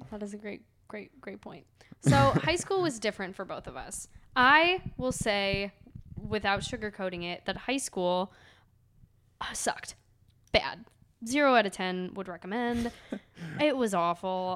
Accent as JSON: {"language": "English", "town": "Cleveland", "region": "Ohio", "country": "United States", "tie": "born or raised there", "said": "I was born and raised in Cleveland."}